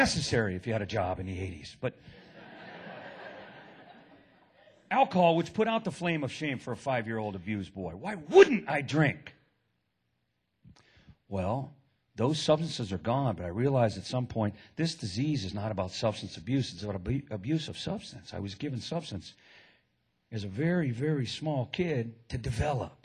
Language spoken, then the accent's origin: English; Oakland, California, United States; now in San Jose, United States; I live in San Jose now. I was born and raised in Oakland